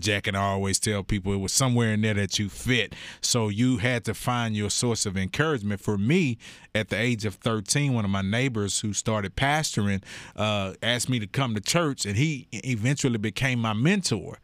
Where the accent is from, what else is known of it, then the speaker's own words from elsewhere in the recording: Houston, Texas, United States; I grew up in Sunnyside, so I'm south side of Houston